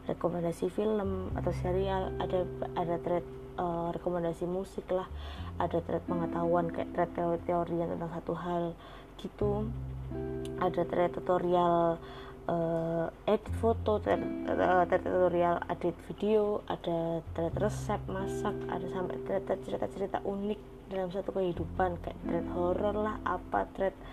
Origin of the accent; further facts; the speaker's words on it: Surakarta, Central Java, Indonesia; masuk ke Indonesia apalagi ke Solo ke kotaku yang uh, notabene Solo itu adalah kota pertama yang mencanangkan kejadian luar biasa corona gitu di Indonesia